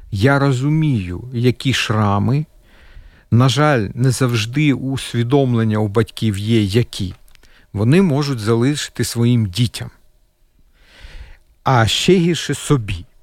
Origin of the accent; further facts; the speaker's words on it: Kyiv, Ukraine; now in Latvia; Ми перший це був переїзд, оскільки я киянин. Е, ми були дуже близько. Ви знаєте, ці міста на весь світ Буча, Ірпінь, ми з того боку краю Києва.